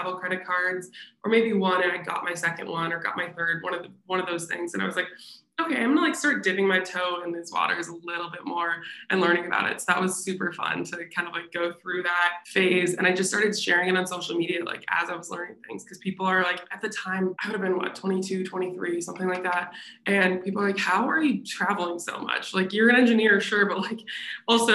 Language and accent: English; Minnesota, United States; moved away; I'm from Minnesota, lived there at the time